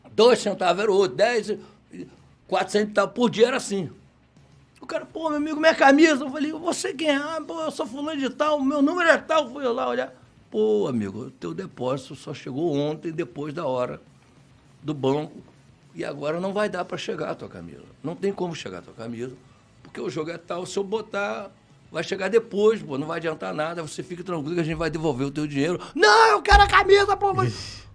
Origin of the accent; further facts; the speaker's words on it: Rio de Janeiro, Brazil; Nascido e criado em Madureira